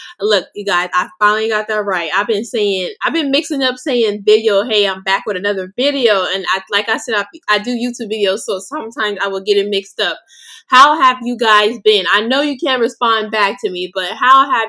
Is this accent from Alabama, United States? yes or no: no; Los Angeles, California, United States; also born or lived in Inglewood, California; I grew up and been raised in Los Angeles, California